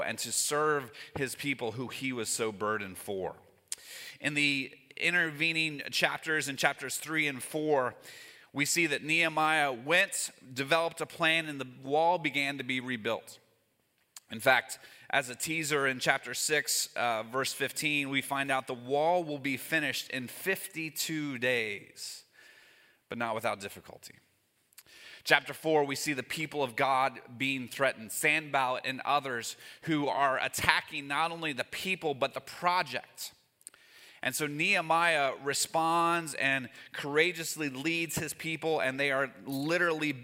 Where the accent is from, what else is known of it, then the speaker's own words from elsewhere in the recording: Northern Kentucky, United States; moved away; I grew up in Northern Kentucky